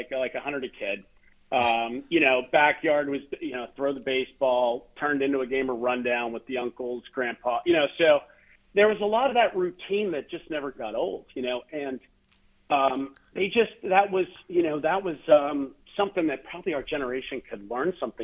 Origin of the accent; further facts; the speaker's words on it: Johnstown, Pennsylvania, United States; also born or lived in Sicily; now in Pittsburgh, United States; I grew up in Johnstown, Pennsylvania, you know, not far from our great city of Pittsburgh here